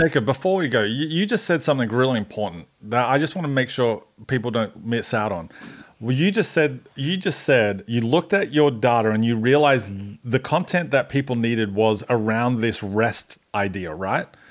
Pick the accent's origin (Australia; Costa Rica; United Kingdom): Australia; now in Atlanta, United States; I'm Australian